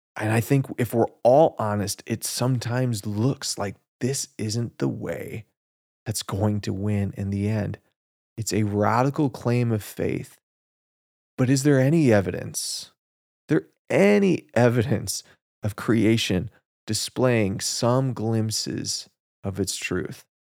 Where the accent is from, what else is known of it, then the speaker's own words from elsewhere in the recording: United States; as Americans